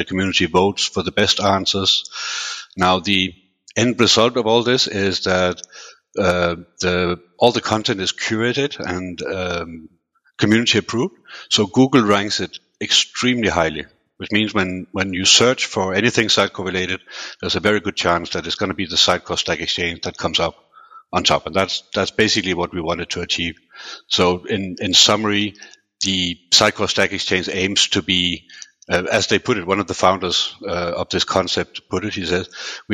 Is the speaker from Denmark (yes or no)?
yes; Denmark; also born or lived in United Kingdom; now in Switzerland; originally I was born and raised in Denmark